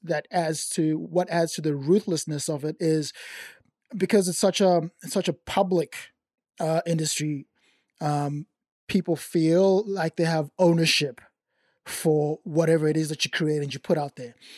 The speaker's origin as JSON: {"language": "English", "country": "Zimbabwe", "tie": "born or raised there", "accent": "white Zimbabwean", "moved": "yes", "lives_now": "Australia", "said": "I grew up in Zim, in Zimbabwe"}